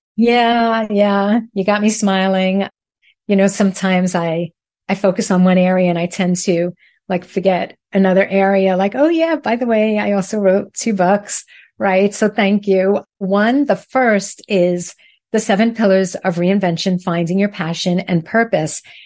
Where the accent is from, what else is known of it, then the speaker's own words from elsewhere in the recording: New York City, New York, United States; accent: Brooklyn; moved away as an adult; now in South Florida, United States; I am originally from Brooklyn